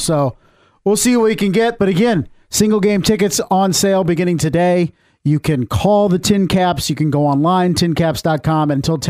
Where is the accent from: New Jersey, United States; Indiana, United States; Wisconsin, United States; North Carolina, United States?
Indiana, United States; Fort Wayne; I grew up near Hamilton Park here in Fort Wayne